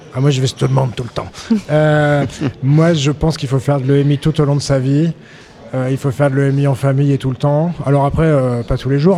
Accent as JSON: {"language": "French", "region": "Auvergne-Rhône-Alpes", "country": "France", "said": "je viens d'Auvergne"}